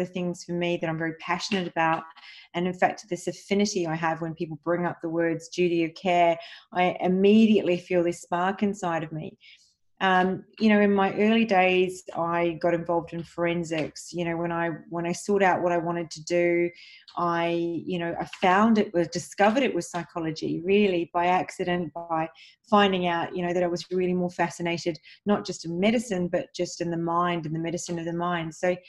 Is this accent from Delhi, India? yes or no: no; Mumbai, Maharashtra, India; born there; And so my father actually, I was born in Mumbai, India, and I'm Maltese and Italian of origin, and I'm very proud of my heritage